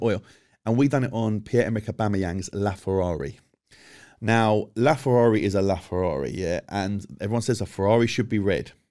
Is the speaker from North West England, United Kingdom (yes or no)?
no; London, United Kingdom; As much as I'm from London, I'm, I'm London-born and bred